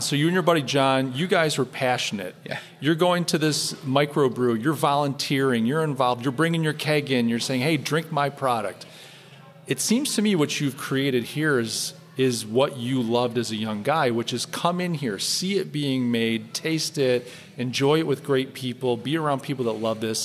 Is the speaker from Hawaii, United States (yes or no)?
no; New York, United States; as a New Yorker